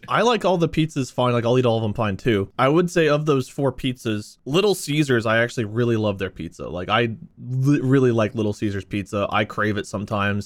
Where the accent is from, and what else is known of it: Ohio, United States; born or raised there